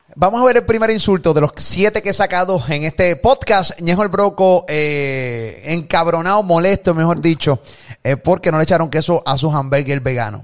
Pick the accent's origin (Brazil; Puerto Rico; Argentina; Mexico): Puerto Rico; a nosotros nos criaron aquí en PR con temor a decir negro